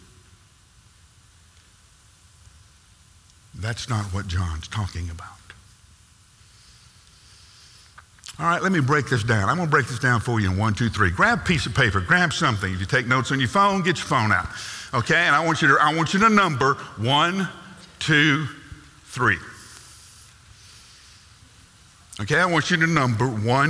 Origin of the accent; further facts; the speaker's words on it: United States; we are born in North America. We are American, and American culture is all about doing